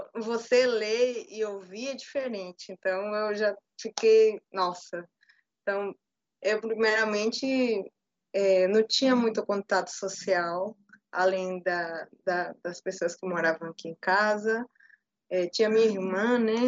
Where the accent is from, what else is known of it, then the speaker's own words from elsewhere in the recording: Peru; Portuguese is a second language; now in Bahia, Brazil; sou peruana, morada no Brasil já há um tempo